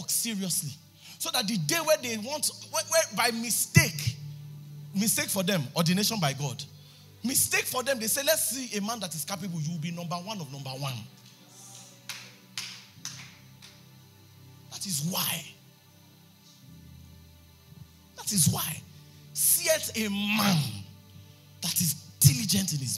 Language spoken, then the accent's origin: English; Ijebu Ode, Ogun State, Nigeria